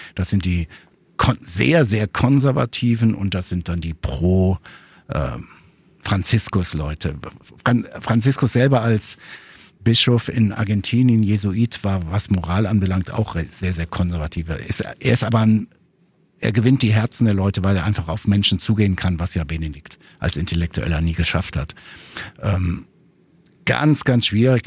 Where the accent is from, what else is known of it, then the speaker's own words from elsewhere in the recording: Ruhr area, North Rhine-Westphalia, Germany; ich komme ja aus dem Ruhrgebiet